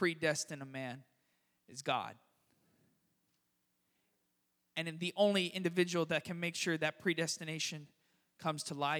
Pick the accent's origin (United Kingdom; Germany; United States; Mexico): United States; Florida; also born or lived in San Francisco; now in Richmond, United States; I grew up in South Florida where, it's the Miami Metro.